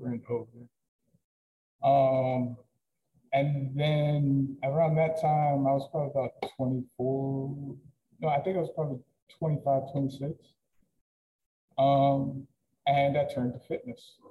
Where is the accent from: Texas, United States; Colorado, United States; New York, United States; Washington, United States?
New York, United States; Peekskill; also born or lived in Middletown, New York / Ellenville, New York; I was born in Peekskill, New York. I lived there until I was about 10 years old, and then moved to Middletown for a couple years on not some of the greatest streets, and then eventually found my way in Ellenville in 2004 when my family moved here